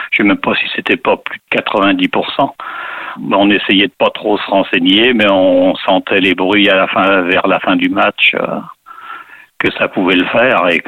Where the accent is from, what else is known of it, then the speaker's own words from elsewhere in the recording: southern Vendée, Pays de la Loire, France; j'avais 18 ans, hein. donc j'étais toujours dans mon sud-Vendée.